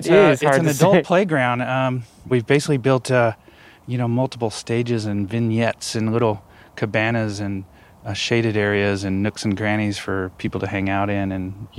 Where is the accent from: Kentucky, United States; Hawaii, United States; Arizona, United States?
Kentucky, United States; Louisville; moved away as an adult; also born or lived in Indiana; now in California, United States; I was born and raised in Louisville, Kentucky.